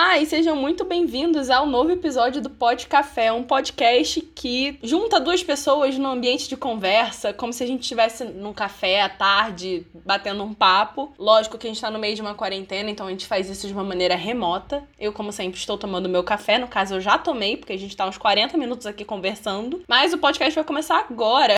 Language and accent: Portuguese; Rio de Janeiro, Brazil; a gente é do Rio